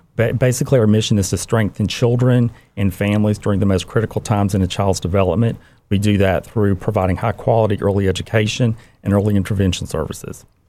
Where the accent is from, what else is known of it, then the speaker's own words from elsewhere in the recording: Cairo, Georgia, United States; my childhood experiences growing up in Cairo, Georgia, Southwest